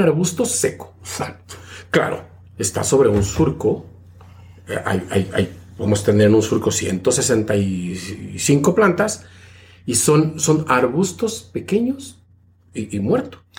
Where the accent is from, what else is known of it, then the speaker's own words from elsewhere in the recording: State of Mexico, Mexico; moved away as an adult; now in Niagara-on-the-Lake, Canada; soy oriundo de Ciudad de México, aunque crecí en el Estado de México, pero bueno, este, nací en Ciudad de México